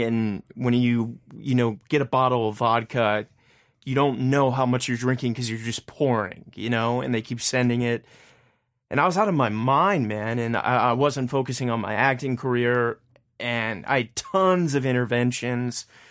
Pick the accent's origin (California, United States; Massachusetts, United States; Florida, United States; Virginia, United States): Virginia, United States; Richmond; moved away as an adult; now in New York City, United States; my hometown flourish, and I got a lot of hometown pride